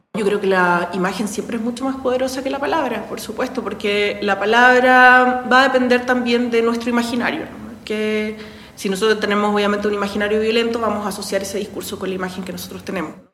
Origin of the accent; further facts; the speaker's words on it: Santiago, Santiago Metropolitan Region, Chile; moved away as an adult; also born or lived in Mexico; now in Mexico City, Mexico; Soy de Santiago, soy de Santiago de Chile, pero ya vivo acá hace 16